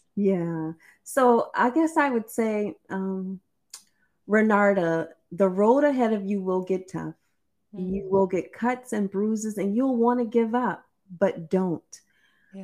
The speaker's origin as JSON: {"language": "English", "region": "South Carolina", "country": "United States", "tie": "born or raised there", "said": "growing up in South Carolina, we used to have to do this thing called Easter speeches"}